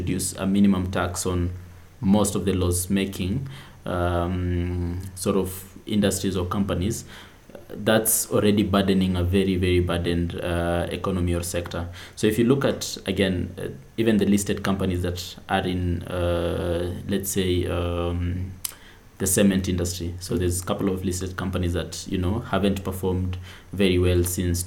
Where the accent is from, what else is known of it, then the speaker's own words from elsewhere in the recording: Kenya; as a Kenyan